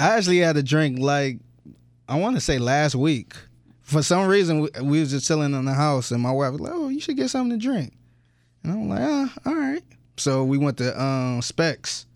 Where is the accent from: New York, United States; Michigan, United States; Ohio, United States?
Ohio, United States; Cleveland; moved away; I was from Cleveland